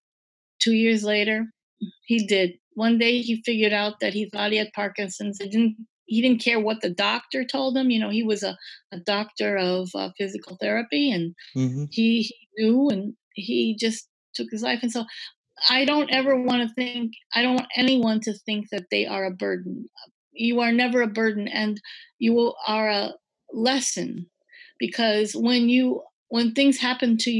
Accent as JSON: {"language": "English", "town": "Green Bay", "region": "Wisconsin", "country": "United States", "also_born_or_lived": "Midwest", "said": "I'm from Green Bay"}